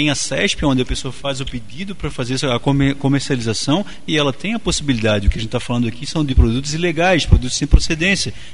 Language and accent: Portuguese; Florianópolis, Santa Catarina, Brazil; eu sou aqui de Florianópolis, ah